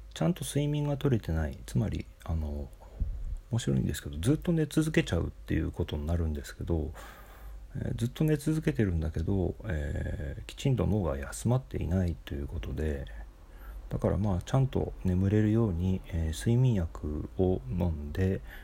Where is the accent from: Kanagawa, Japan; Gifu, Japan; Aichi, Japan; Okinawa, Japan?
Aichi, Japan; Nagoya; now in Tokyo, Japan; 僕はあの子供の頃、え ー、名古屋に住んでいた時に、えー、実家が2階建てで